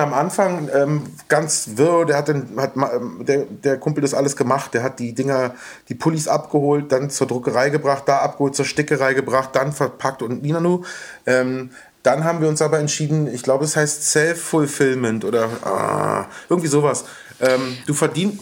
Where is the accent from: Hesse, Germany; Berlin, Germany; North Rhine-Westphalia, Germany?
Berlin, Germany; In Westberlin. In ähm, aufgewachsen in Wilmersdorf in der Schlangenbader Straße